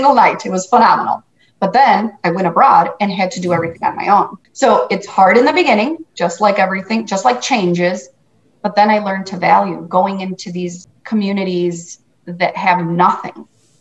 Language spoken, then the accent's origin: English; Chicago, Illinois, United States; also born or lived in Guatemala; So I was born and raised in Chicago